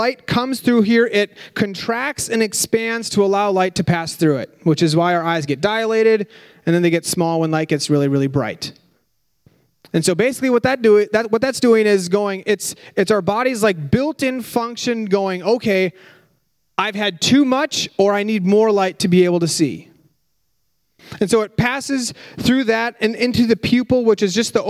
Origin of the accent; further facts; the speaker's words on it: Minnesota, United States; We're from Minnesota